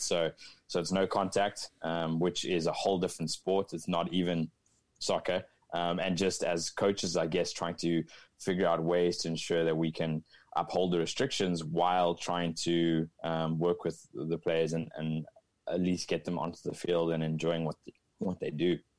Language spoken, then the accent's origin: English; Cape Town, Western Cape, South Africa; moved away as an adult; now in Northern California, United States; I'm originally from Cape Town, South Africa, a beautiful part of the world